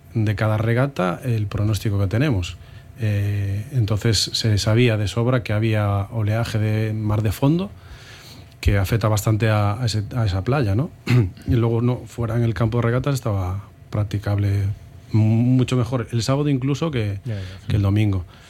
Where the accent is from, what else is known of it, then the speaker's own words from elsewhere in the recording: Moaña, Galicia, Spain; En mi pueblo era hacer fútbol o hacer remo, cuando yo empecé en el remo